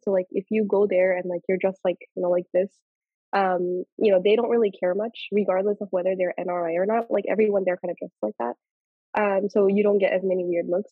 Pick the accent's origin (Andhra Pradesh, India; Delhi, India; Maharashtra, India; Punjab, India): Andhra Pradesh, India; Nellore; accent: Nellore; we're from Nellore, like our whole family, like my mom, dad, everybody